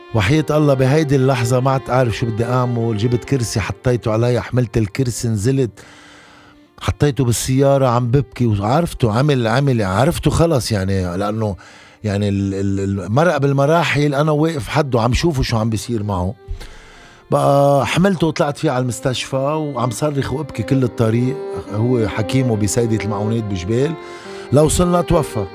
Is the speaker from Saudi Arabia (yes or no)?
no; Lebanon; ضيعتي اللي هو بحبها، اللي هي عبر اللي ربيت فيها